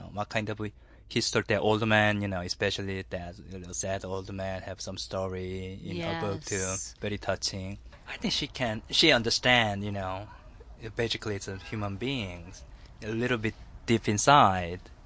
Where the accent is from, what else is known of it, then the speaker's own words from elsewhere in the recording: South Korea; moved away; I came from Korea